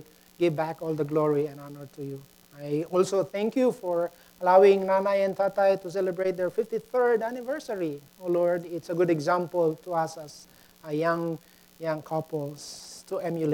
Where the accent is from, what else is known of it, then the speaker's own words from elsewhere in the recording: Mexico, Pampanga, Philippines; moved away; I grew up in Mexico, Pampanga, Philippines